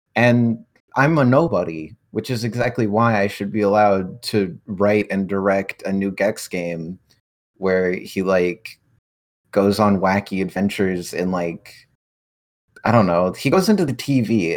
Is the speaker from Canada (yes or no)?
yes; Canada; I'm from Canada